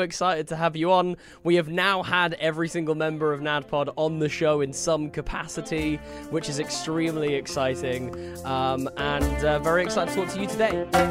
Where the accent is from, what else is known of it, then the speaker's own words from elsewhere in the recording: United Kingdom; I feel like as a British person